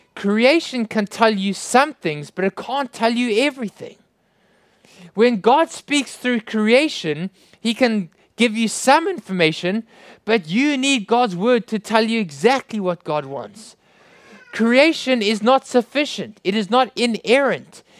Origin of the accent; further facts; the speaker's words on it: South Africa; I hope you can understand my strange accent. I come from South Africa